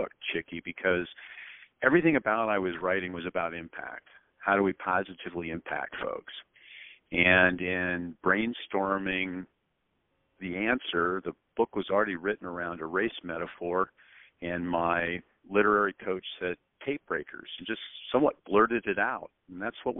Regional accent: Spokane, Washington, United States; I was born in Spokane, Washington. I went to high school there

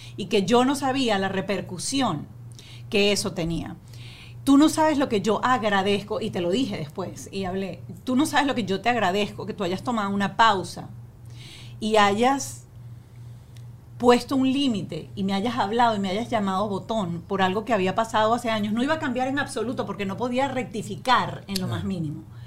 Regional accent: Venezuela; nosotros crecimos en Venezuela

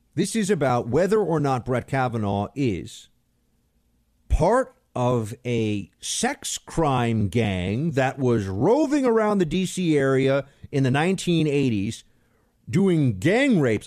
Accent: New York City, New York, United States; I grew up in Manhattan. I grew up in New York City.

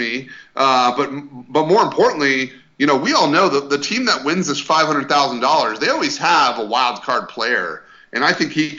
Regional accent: Colorado, United States; now in Dallas, United States; And the main reason is I'm from Colorado.

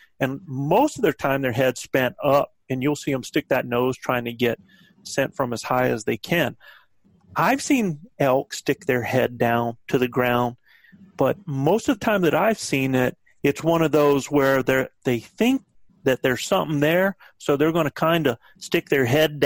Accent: the South, United States; I'm from the South

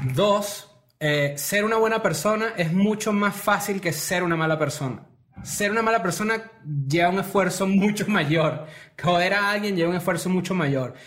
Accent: Venezuela; now in Mexico; también venimos de Venezuela

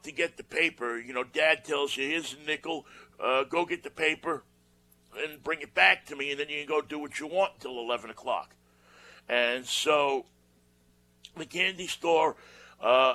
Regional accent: New York, United States; when we were growing up in New York

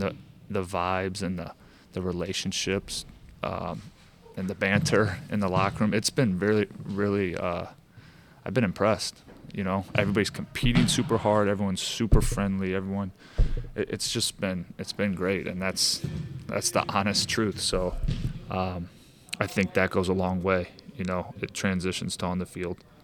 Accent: St. Louis, Missouri, United States; now in Kansas City, United States; I'm from Saint Louis

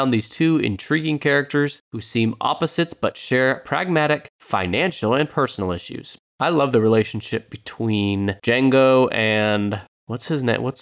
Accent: the South, United States; I grew up in the South. I heard that word all my life.

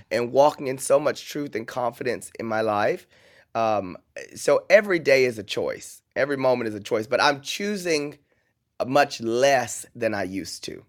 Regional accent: Paris, Texas, United States; moved away; I grew up in Paris, Texas, where we didn't even have an airport

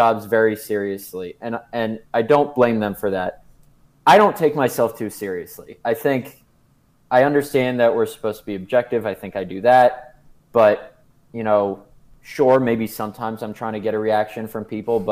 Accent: United States; moved away as an adult; also born or lived in New York City / Connecticut; now in Wisconsin, United States; I'm from Connecticut, New York City

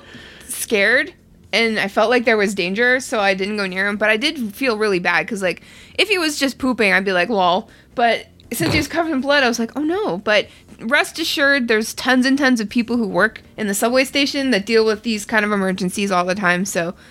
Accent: Canada; I'm too Canadian

